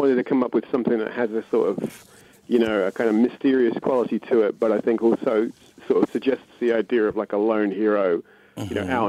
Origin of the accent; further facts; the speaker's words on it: London, United Kingdom; I'm a London boy, born and bred